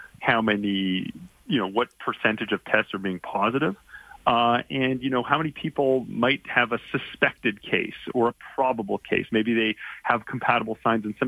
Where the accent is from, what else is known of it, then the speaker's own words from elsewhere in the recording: Calgary, Alberta, Canada; now in Toronto, Canada; I'm calling you from downtown Toronto, but I'm from Calgary originally, and I grew up there, and I'm obviously still very proud to have Alberta roots.